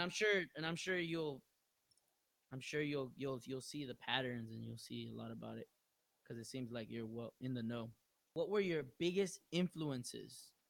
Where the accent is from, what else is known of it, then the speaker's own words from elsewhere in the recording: Long Beach, California, United States; I'm from Long Beach